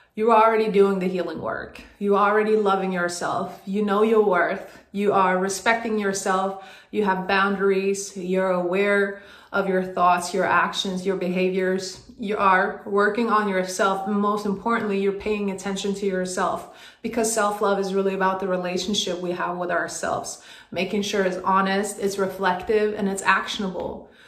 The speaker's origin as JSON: {"language": "English", "country": "Sweden", "tie": "born or raised there", "moved": "as an adult", "lives_now": "United States", "said": "I moved from Sweden to the US on a basketball scholarship"}